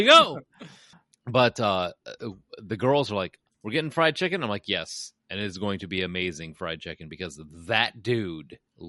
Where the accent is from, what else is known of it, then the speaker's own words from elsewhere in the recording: Chicago, Illinois, United States; also born or lived in Kennesaw, Georgia; I'm a Chicagoan